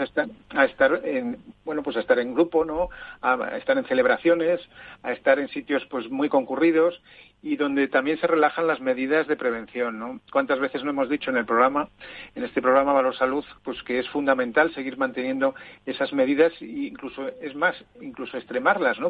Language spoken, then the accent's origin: Spanish; Zaragoza, Aragon, Spain; moved away; en mi tierra